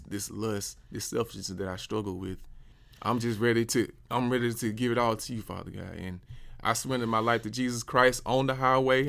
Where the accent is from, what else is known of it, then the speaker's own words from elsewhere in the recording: Dothan, Alabama, United States; moved away as an adult; also born or lived in Columbus, Georgia / Atlanta, Georgia; I'm from Dothan, Alabama, born and raised.